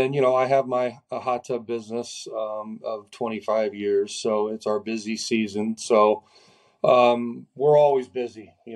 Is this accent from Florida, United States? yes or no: yes; Florida, United States; So I'm from Florida, so we'll get to see a lot of family and stuff